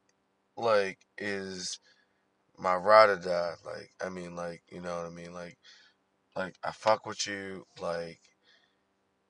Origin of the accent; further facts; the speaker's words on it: Baltimore, Maryland, United States; growing up as a millennial in Baltimore